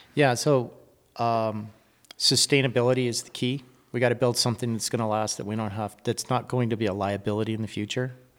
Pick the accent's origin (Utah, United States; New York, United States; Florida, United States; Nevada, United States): Nevada, United States; Reno; moved away as an adult; I'm back in Reno, my hometown